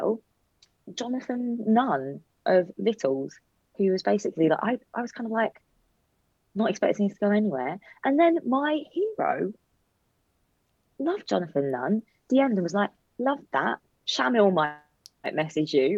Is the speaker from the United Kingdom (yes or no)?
yes; London, United Kingdom; I'm a Londoner.